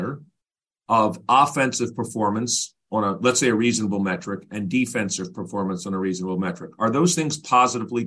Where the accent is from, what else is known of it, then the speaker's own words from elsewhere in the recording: New York, United States; I grew up in New York